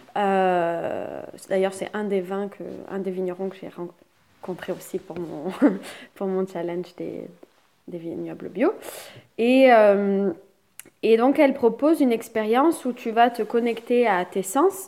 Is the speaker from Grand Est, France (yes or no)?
no; Toulouse, Occitania, France; Je suis de Toulouse